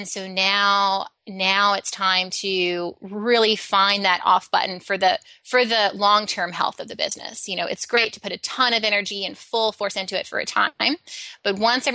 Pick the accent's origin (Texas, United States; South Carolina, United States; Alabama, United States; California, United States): Alabama, United States; I grew up in Alabama